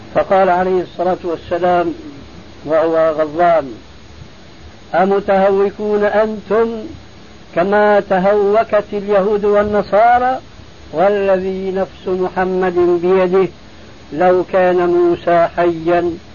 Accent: Syria; عندنا في الشام

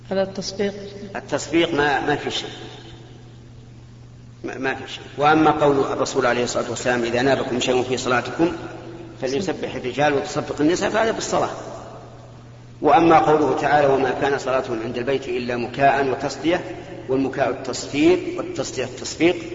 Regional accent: Jeddah, Makkah Province, Saudi Arabia; أتيت لهم محدد يعني فترة زمنية فترة الدراسة أربع سنين تقريبا وأرجع جدة

